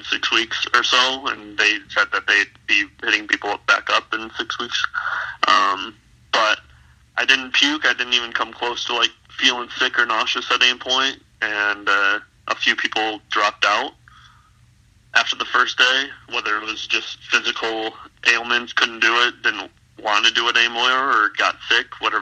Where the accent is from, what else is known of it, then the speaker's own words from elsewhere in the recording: Michigan, United States; now in Los Angeles, United States; I'm from Michigan originally